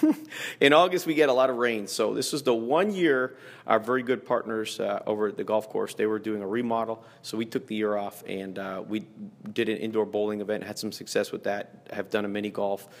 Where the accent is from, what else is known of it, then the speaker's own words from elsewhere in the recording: Toronto, Ontario, Canada; moved away as an adult; now in Fort Myers, United States; I grew up in Toronto